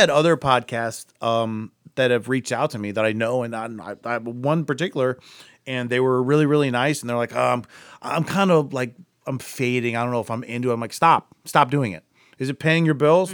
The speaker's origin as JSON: {"language": "English", "town": "Akron", "region": "Ohio", "country": "United States", "tie": "born or raised there", "said": "we grew up together in Akron"}